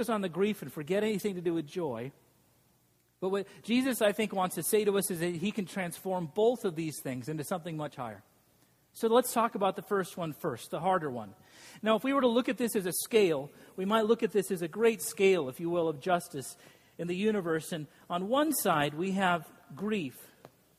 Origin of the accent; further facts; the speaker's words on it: Boise, Idaho, United States; I grew up in Boise, Idaho